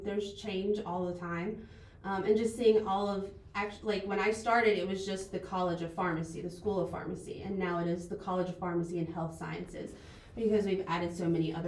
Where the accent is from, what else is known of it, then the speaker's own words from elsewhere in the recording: Bailey, North Carolina, United States; now in Erwin, United States; I grew up in Bailey, North Carolina, which is about an hour from here.